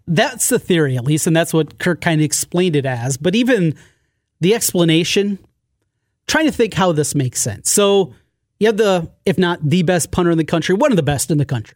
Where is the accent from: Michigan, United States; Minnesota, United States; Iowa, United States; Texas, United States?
Iowa, United States; Osage; I grew up in Osage.